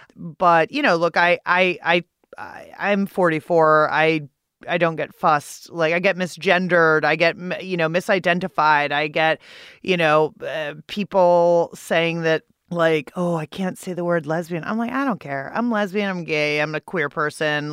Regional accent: Pittsburgh, Pennsylvania, United States; now in Washington, D.C., United States; I'm from Pittsburgh, Pennsylvania. It is the only city for me. I don't live there, though. I live in Washington, D C.

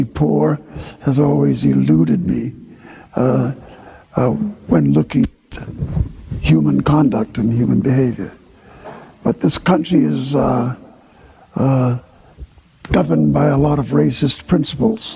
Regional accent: New York, United States; also born or lived in Jamaica; I was born in Harlem

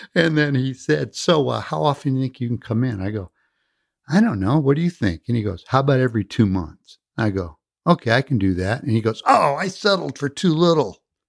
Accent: California, United States; also born or lived in Midwest; I was born in the Midwest, but my family moved to the peninsula when I was very young. I grew up on the peninsula

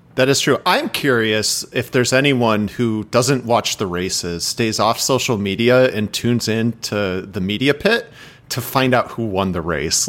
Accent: Chicago, Illinois, United States; We're from Chicago. Two brothers, you know, from the suburbs

